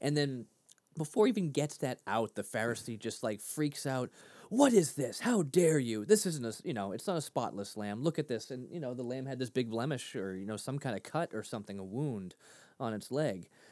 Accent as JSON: {"language": "English", "town": "Lynn", "region": "Massachusetts", "country": "United States", "tie": "born or raised there", "said": "grew up in Lynn, Mass"}